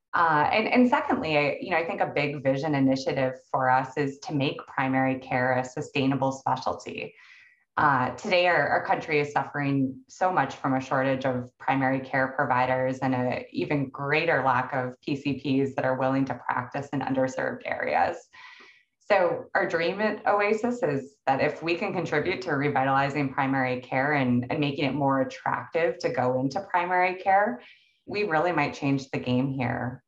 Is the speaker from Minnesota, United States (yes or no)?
yes; Minnesota, United States; my home state of Minnesota